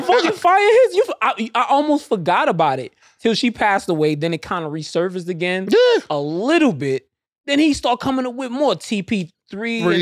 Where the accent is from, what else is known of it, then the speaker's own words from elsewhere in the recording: New York City, New York, United States; growing up in Queens